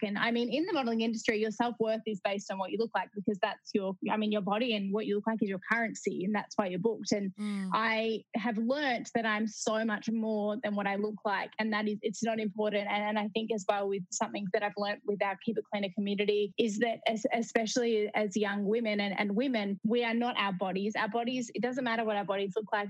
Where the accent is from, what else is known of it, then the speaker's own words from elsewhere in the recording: Melbourne, Victoria, Australia; I grew up in Melbourne, in Australia